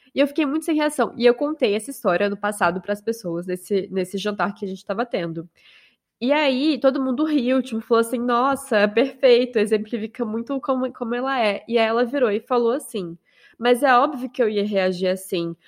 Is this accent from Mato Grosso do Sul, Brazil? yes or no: yes; Mato Grosso do Sul, Brazil; moved away as an adult; also born or lived in Rio de Janeiro, Brazil; now in France; Eu sou do Mato Grosso do Sul, mas eu passei a minha vida adulta, a maior parte da minha vida adulta